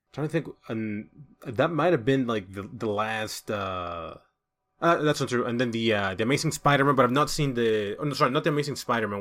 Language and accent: English; El Salvador; English is a second language; moved away; I'm from El Salvador